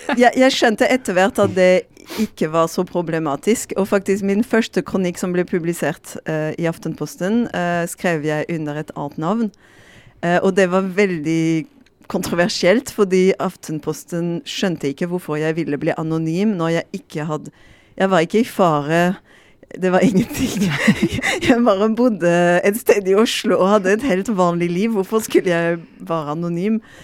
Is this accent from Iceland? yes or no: no; France; Norwegian is a second language; moved away as an adult; now in Norway; vi er ikke forberedt for det som franskmann